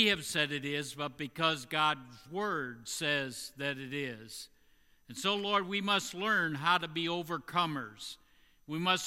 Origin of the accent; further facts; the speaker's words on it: Indiana, United States; in Indiana, my home state